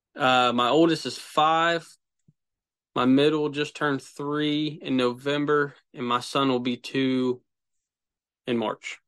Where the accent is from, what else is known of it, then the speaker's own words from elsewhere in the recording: Central Ohio, United States; I'm from Central Ohio